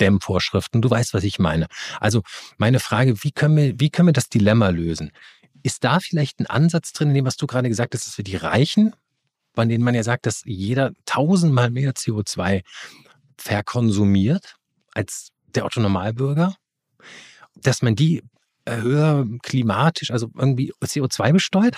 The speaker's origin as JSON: {"language": "German", "region": "Rhineland", "country": "Germany", "said": "ich komme aus dem Rheinland"}